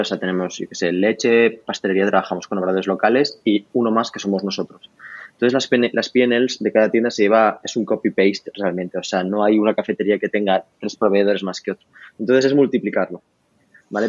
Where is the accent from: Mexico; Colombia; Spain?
Spain; Barcelona, Catalonia; also born or lived in Paris; yo, que soy de Barcelona